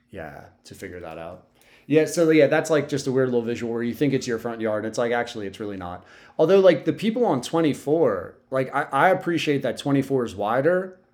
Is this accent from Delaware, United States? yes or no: yes; Sussex County, Delaware, United States; I'm from Sussex County, so I don't know any road names